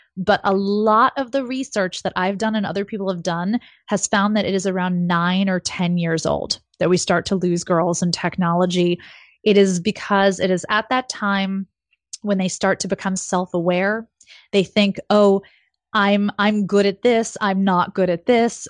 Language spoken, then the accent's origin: English; New York City, New York, United States; also born or lived in Silicon Valley; I grew up in New York City